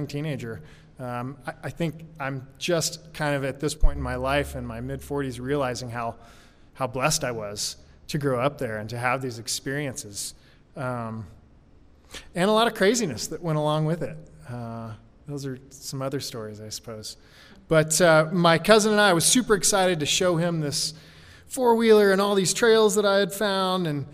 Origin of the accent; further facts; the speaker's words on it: Alaska, United States; also born or lived in Oklahoma / Juneau, Alaska / Fairbanks, Alaska; I grew up in Alaska in the 80s. Actually, I was born in Oklahoma. When I was 8, we moved to Juneau, Alaska.